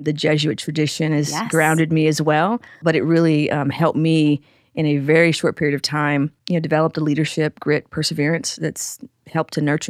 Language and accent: English; Carson, California, United States; One, I grew up in Carson, so about 20 minutes south of downtown, the South Bay. And, you know, I really grew up in a bubble for the most part.